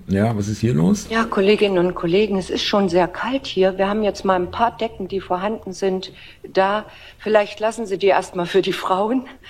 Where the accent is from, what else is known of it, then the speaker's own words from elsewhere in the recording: Munich, Bavaria, Germany; ich bin selber Münchner